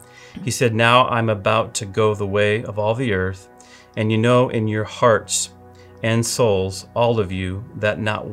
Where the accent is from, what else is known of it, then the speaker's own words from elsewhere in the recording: Milwaukee area / Eau Claire, Wisconsin, United States; moved away; also born or lived in Oklahoma; I did not want to move to Wisconsin. I'm originally from Wisconsin in the Milwaukee area, and then I lived in Eau Claire as a kid, but never wanted to move back up here.